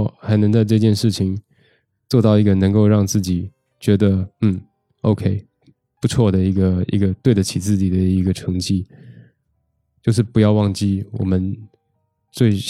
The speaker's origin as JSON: {"language": "Chinese", "region": "Taipei", "country": "Taiwan", "said": "因为我台湾人嘛，我在台北，我家在台北"}